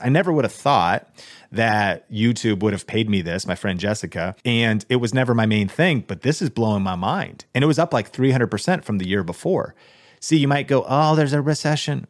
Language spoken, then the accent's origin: English; Seattle, Washington, United States; I grew up in Seattle